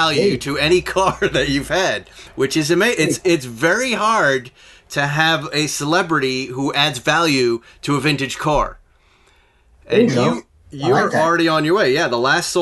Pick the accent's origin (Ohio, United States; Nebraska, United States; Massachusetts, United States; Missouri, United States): Massachusetts, United States; I grew up in Massachusetts